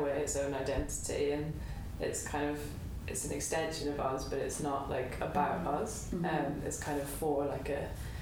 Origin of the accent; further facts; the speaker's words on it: Scotland, United Kingdom; moved away; the farm that I grew up on in Scotland